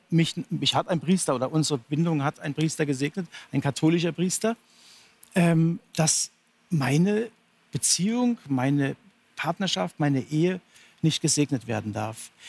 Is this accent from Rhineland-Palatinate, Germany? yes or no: yes; Rhineland-Palatinate, Germany; born there; ich bin nicht in Kalkutta geboren, ich bin im tiefsten Westerwald geboren